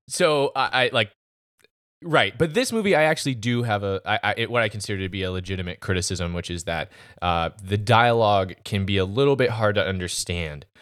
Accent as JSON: {"language": "English", "country": "United States", "said": "I'm an American"}